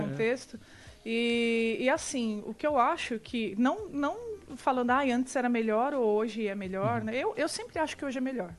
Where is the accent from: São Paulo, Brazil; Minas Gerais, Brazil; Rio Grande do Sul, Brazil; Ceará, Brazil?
São Paulo, Brazil; São Bernardo do Campo; eu sou de São Bernardo do Campo, gente, em São Paulo.